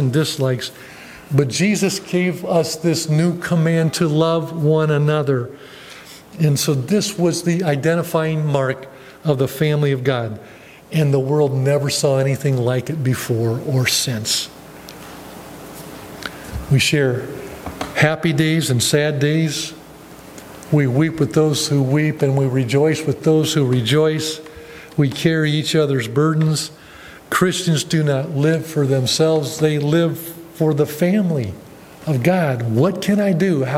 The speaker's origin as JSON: {"language": "English", "region": "Ohio", "country": "United States", "tie": "born or raised there", "moved": "as an adult", "said": "my hometown, about 5 hours down in Ohio from here"}